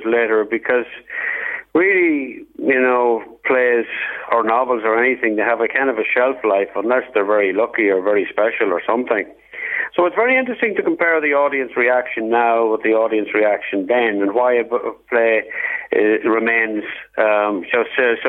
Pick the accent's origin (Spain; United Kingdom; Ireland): Ireland; Clones, County Monaghan; I'm very closely identified with my hometown